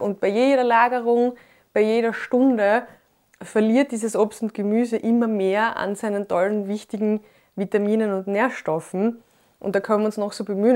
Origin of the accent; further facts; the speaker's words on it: Graz, Styria, Austria; Ich bin neunzehnhundertachtundachtzig in Graz geboren